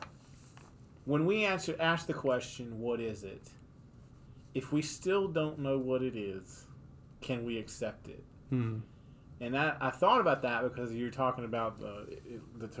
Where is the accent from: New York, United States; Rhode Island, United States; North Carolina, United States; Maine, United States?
North Carolina, United States; Mooresville; moved away as an adult; I grew up in Mooresville, North Carolina.